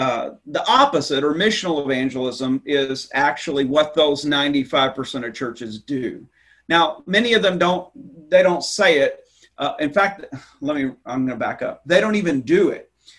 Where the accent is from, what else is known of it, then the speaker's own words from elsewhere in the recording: the South, United States; So I came from the Bible Belt in the South, and I came here, and I'm not making this up.